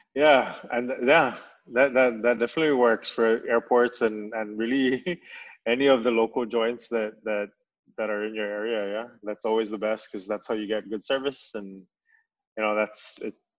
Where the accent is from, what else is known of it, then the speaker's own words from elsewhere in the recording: Saipan, Northern Mariana Islands; I'm from Saipan